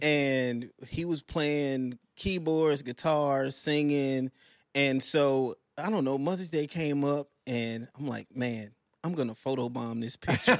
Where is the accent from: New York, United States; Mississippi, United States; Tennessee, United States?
Mississippi, United States; Plantersville; also born or lived in Tupelo, Mississippi; I was born in Tupelo, Mississippi, grew up in Plantersville, Mississippi